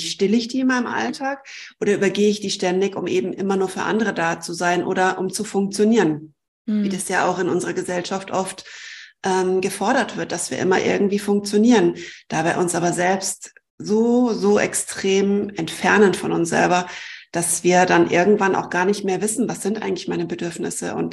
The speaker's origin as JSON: {"language": "German", "country": "Germany", "said": "obwohl ich eigentlich Deutsche bin, ähm, muss ich meine Heimat aufgeben"}